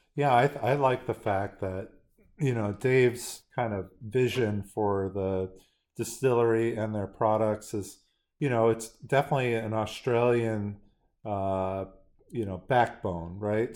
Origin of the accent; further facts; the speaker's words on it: San Francisco, California, United States; growing up in San Francisco